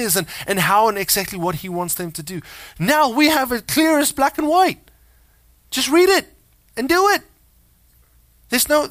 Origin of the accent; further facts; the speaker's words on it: South Africa; moved away as an adult; We were born there. We're like 16 generations in South Africa in my family line, or something like that. I'm South African